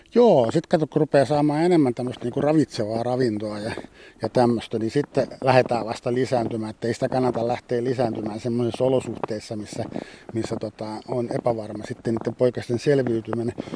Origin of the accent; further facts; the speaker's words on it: Espoo, Uusimaa, Finland; Mä itse vietin nuoruuteni Espoossa